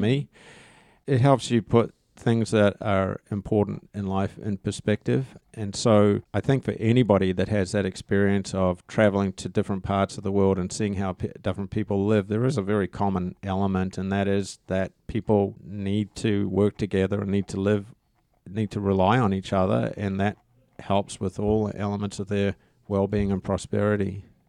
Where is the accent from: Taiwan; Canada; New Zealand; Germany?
New Zealand; I'm a Kiwi